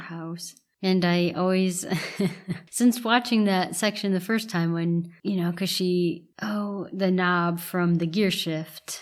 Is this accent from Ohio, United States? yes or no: yes; Ohio, United States; Growing up in Ohio, I, I was from, you know, small town Ohio